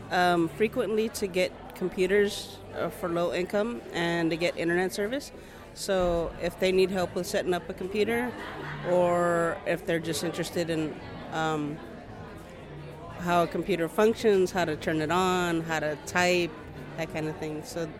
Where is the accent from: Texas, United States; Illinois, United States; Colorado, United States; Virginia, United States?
Texas, United States; I'm from Texas.